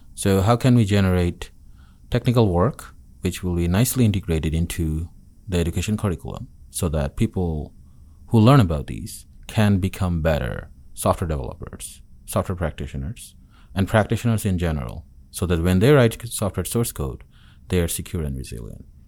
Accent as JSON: {"language": "English", "town": "Dhaka", "region": "Dhaka Division", "country": "Bangladesh", "also_born_or_lived": "Chittagong / Connecticut / North Carolina", "moved": "as an adult", "lives_now": "Auburn, United States", "said": "I'm from the capital city in Dhaka"}